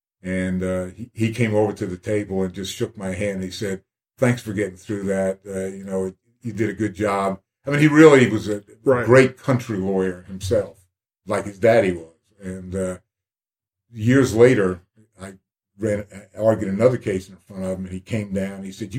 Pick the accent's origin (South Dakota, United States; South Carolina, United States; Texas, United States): South Carolina, United States; Columbia; I'm from Columbia, South Carolina.